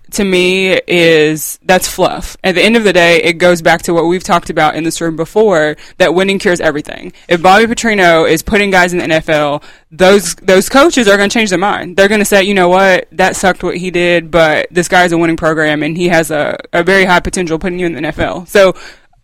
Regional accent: Louisville, Kentucky, United States; as a child growing up in Louisville

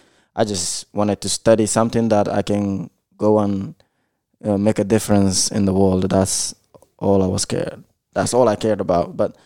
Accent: United States; It's pretty much after I seen a lot of things in growing up in the United States

